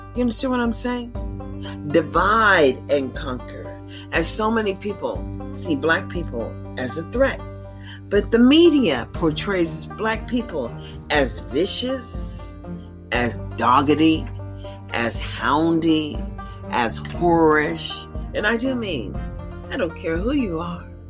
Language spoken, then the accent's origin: English; United States; I'm an American citizen